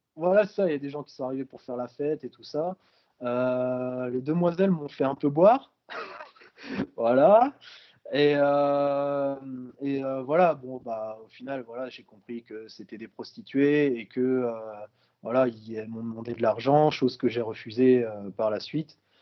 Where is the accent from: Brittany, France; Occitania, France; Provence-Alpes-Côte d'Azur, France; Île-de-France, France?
Brittany, France; je suis originaire de Bretagne